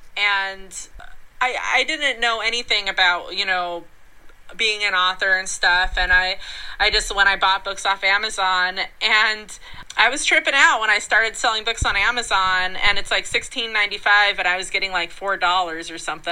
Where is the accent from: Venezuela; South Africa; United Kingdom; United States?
United States; Colorado; moved away; Colorado's my home state. I go I live there part time.